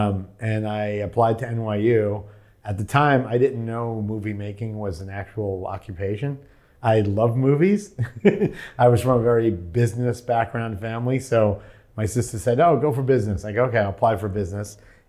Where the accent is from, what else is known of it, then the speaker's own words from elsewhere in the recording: Shirley, New York, United States; Shirley's like a little blue-collar town. It's funny because it was far enough out that people didn't commute to New York City unless they went to a concert.